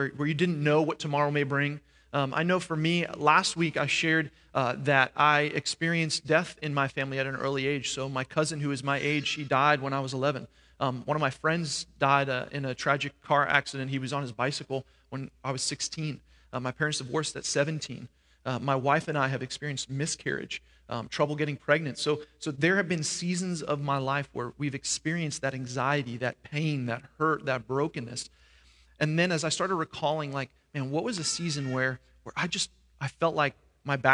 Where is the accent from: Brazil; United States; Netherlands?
United States; New York; now in Florida, United States; I grew up in New York